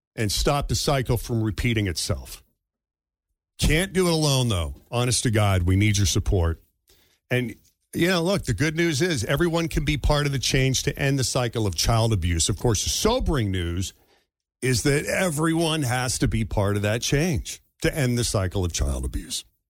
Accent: just outside Boston, Massachusetts, United States; my hometown's public high school just outside Boston

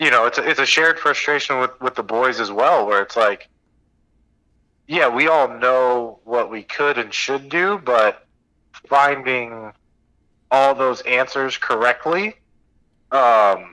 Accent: California, United States; moved away as an adult; also born or lived in Iowa; I'm a Californian

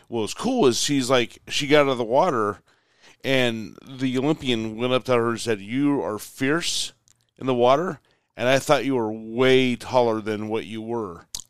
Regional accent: United States; I'm the American

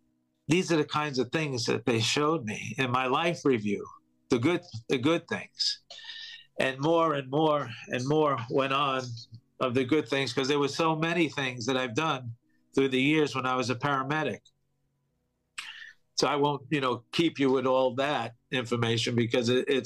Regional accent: New York, United States; I'm from New York, I had many friends working in those buildings

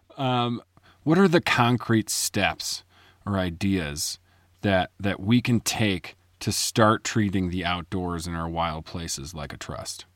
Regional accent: Chicago, Illinois, United States; moved away as an adult; also born or lived in Indiana; now in Colorado, United States; I grew up in Chicago.

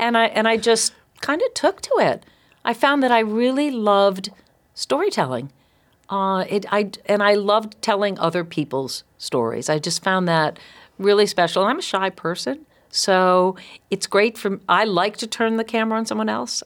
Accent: East Providence, Rhode Island, United States; I grew up in East Providence

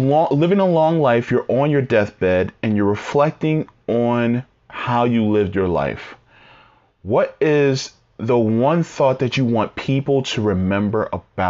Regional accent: New Jersey, United States; I'm from Jersey.

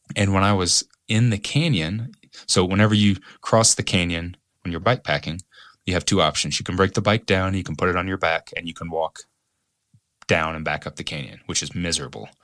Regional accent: Evansville, Indiana, United States; moved away as an adult; my hometown in Evansville

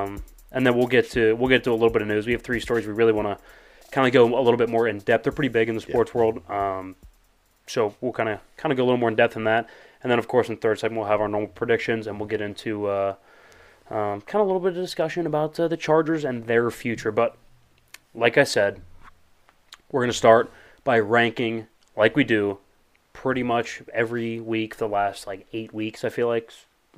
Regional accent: Plymouth, Massachusetts, United States; I'm from Plymouth.

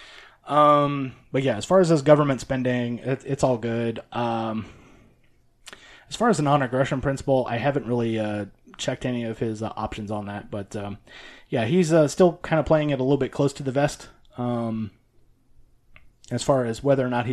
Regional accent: the South, United States; being a Southerner, we have Bluebell down here

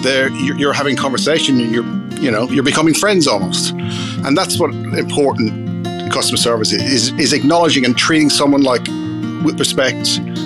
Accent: Ireland; Well, I grew up in Ireland, and my first memory of wine was sitting around the table with family

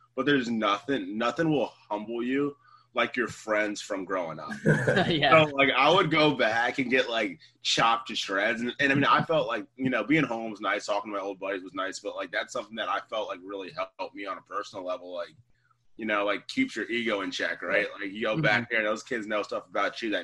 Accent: the South, United States; I'm from the South

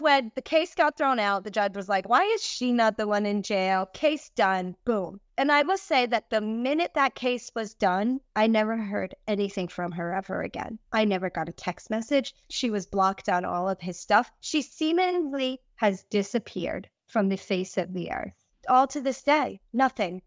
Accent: New England, United States; I'm from New England and we have a lot of little islands up here

